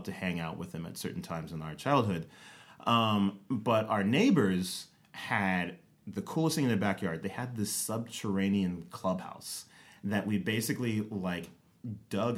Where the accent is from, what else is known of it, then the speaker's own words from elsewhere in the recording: Rialto, California, United States; moved away as an adult; now in Atlanta, United States; we grew up in Southern California in like Rialto